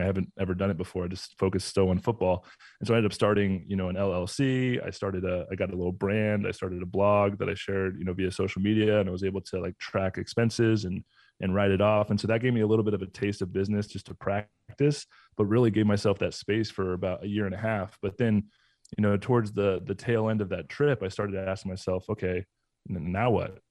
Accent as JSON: {"language": "English", "region": "Southern California", "country": "United States", "tie": "born or raised there", "also_born_or_lived": "Atlanta / Tampa", "moved": "as an adult", "said": "I grew up in Southern California."}